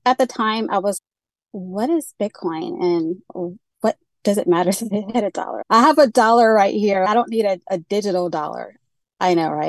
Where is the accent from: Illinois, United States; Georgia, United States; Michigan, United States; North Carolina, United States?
Georgia, United States; also born or lived in Central Florida; now in Florida, United States; I grew up in Georgia, and I'm currently in the beautiful Central Florida